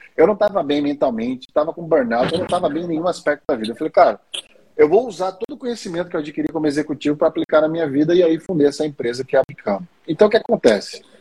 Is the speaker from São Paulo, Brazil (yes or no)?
no; Maceió, Alagoas, Brazil; pelo meu sotaque britânico, vocês já devem ter percebido que eu sou de Maceió